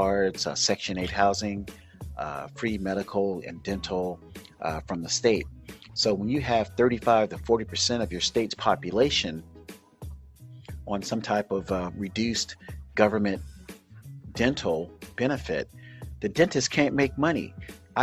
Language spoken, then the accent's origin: English; Oakland, California, United States; my hometown, Oakland, California